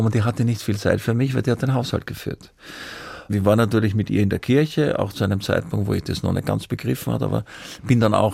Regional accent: Vienna, Austria; Ich bin halt ein Wiener, ich schwärme heute ein bisschen.

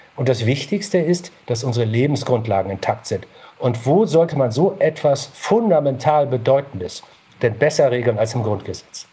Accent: Northern Germany, Germany; ich bin in Norddeutschland aufgewachsen

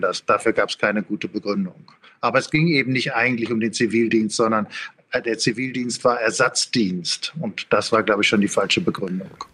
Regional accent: Ruhr area, North Rhine-Westphalia, Germany; ich komme aus dem Ruhrgebiet

